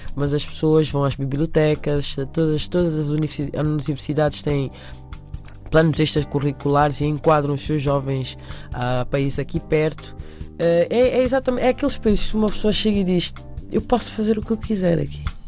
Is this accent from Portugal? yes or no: no; Angola; now in Lusaka, Zambia; Apesar de ter nascido em Angola, eu vivo neste momento em Lusaka